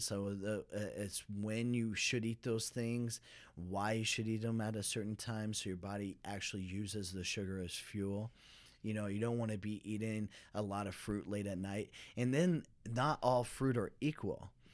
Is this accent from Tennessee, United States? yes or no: no; Dallas, Texas, United States; I'm from Dallas, Fort Worth